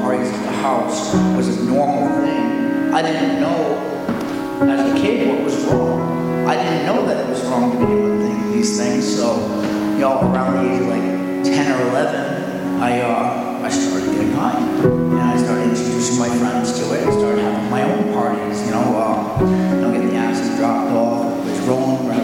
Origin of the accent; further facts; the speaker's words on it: Coventry, Rhode Island, United States; I'm from Coventry, Rhode Island